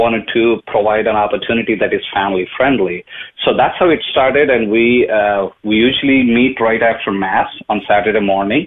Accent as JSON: {"language": "English", "country": "India", "tie": "born or raised there", "moved": "as an adult", "lives_now": "Dallas, United States", "said": "I am from India. I was born and brought up. I moved to United States in 98 to do some IT work"}